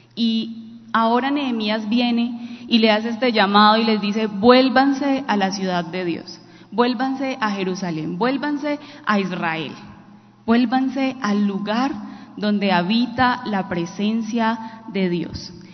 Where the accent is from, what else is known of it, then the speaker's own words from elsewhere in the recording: Quinchía, Risaralda, Colombia; moved away; also born or lived in Pereira; de mi pueblo, que es un pueblo hermoso, Quinchilla Risaralda, y nos tocó irnos de allí para Pereira